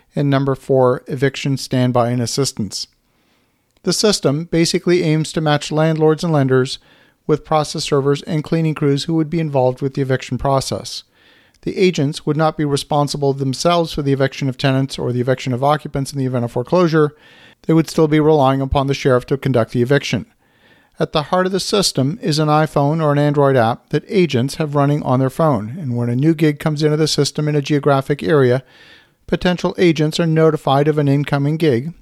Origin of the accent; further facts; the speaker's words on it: Canada; as a Canadian